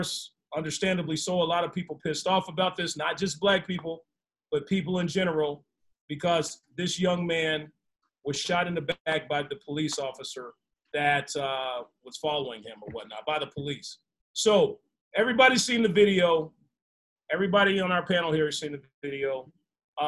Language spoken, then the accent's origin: English; Arkansas, United States; I'm from Arkansas